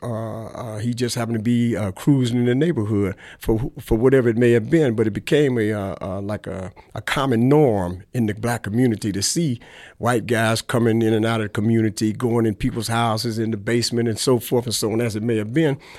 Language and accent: English; Milwaukee, Wisconsin, United States; also born or lived in Chicago; I was born here in Milwaukee